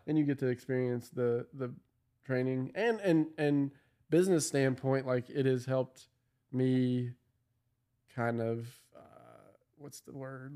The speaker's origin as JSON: {"language": "English", "town": "Louisville", "region": "Kentucky", "country": "United States", "said": "I'm from Louisville"}